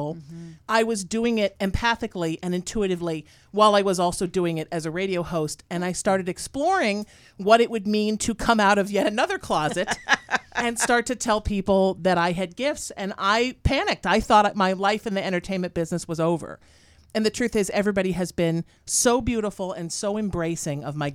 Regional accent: United States; also born or lived in New Haven, Connecticut / Huntington Beach, California / Sherman Oaks, California; I grew up in New Haven, Connecticut, then Huntington Beach

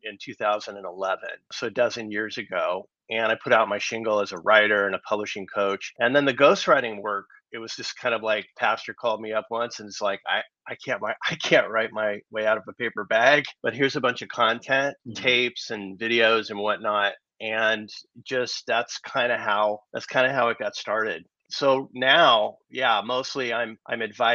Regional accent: Los Angeles, California, United States; I'm born and raised in Southern California

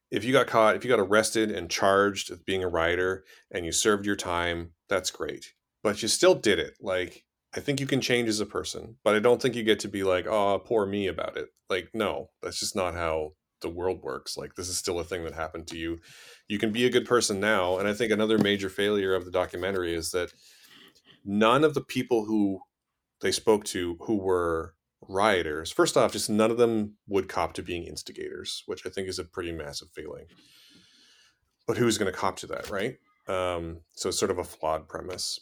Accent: Canada; I grew up in Canada

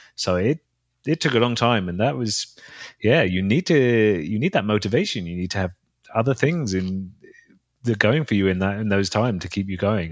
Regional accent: London, United Kingdom; in London, in my hometown

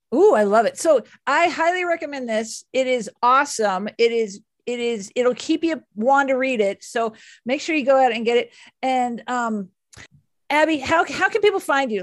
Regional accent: Dallas, Texas, United States; I am from Dallas

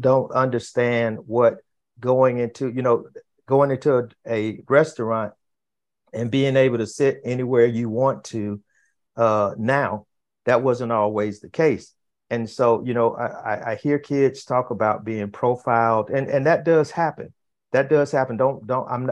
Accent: Fort Lauderdale, Florida, United States; I grew up in in Florida, in in in Fort Lauderdale, Florida

